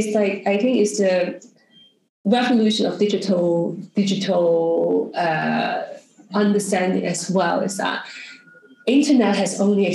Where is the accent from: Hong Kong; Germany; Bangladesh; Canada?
Hong Kong; also born or lived in New York; I'm from Hong Kong